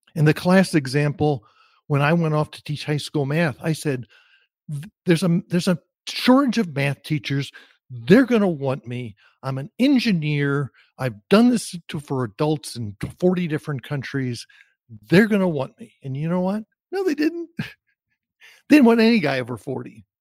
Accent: New Jersey, United States; moved away; also born or lived in Austin; growing up in New Jersey. I grew up in an entirely Jewish community

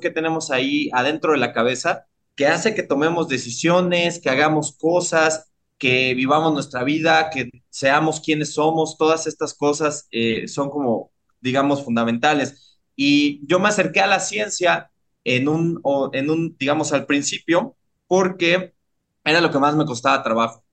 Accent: Mexico City, Mexico; yo, yo soy de Iztapalapa para el mundo, ¿no? Entonces, este, yo soy de, de, de Iztapalapa la Bella, de Iztapajud, el Bronx de la Ciudad de México

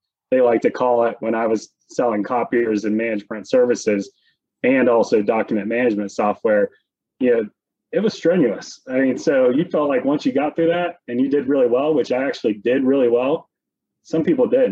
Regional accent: West Virginia, United States; moved away as an adult; now in Pittsburgh, United States; I'm from West Virginia, born and raised

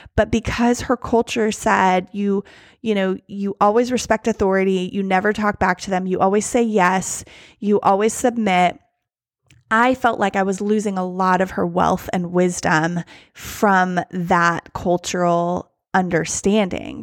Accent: United States; me, as an American

